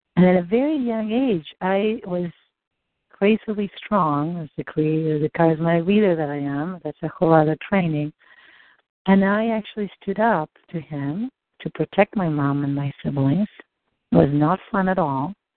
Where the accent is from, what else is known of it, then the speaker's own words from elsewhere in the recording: Argentina; moved away; I grew up in Argentina